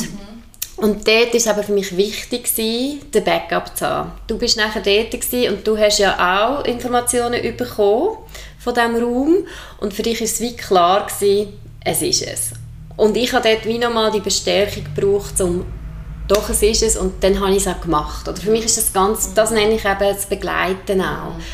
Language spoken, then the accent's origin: German; Entlebuch, Lucerne, Switzerland; moved away; vom Entlebuch, wo ich aufgewachsen bin